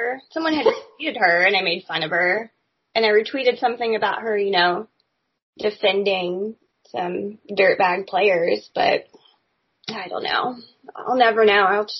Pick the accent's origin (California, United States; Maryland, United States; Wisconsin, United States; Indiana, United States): Indiana, United States; Indianapolis; moved away; I mean, I grew up in Indianapolis, so we don't have professional team.